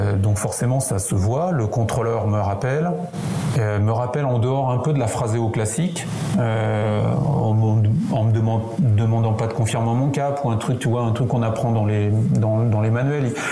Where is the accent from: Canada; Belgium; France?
France; accent: French; On se retrouve deux Français dans un avion. Alors c'est un avion qui était loué à Montréal, donc immatriculation canadienne, avec mon accent français